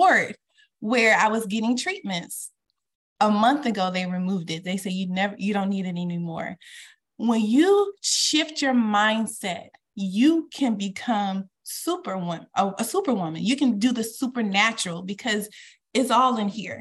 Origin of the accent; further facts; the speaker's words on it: the South, United States; I'm from the South